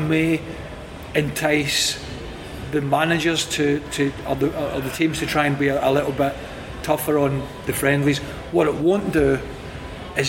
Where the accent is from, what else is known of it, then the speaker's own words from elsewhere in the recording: United Kingdom; moved away; Now I sit as a UK guy living as a resident